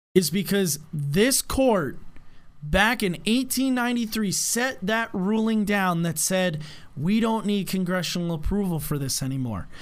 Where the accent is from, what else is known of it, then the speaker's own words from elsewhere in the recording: United States; we, as the American people